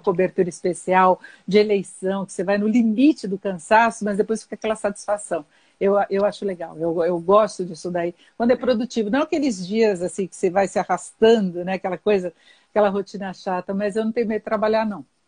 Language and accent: Portuguese; São Paulo, Brazil; Eu nasci em São Paulo, mas a minha família é de, de Socorro